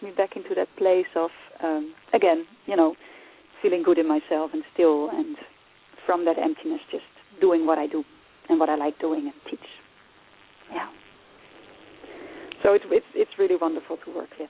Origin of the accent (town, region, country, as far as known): Netherlands; born or raised there; also born or lived in Nigeria; now in Ireland